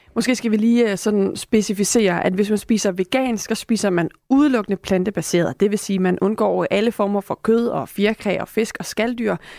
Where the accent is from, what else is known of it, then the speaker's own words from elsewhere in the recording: Denmark; som danskere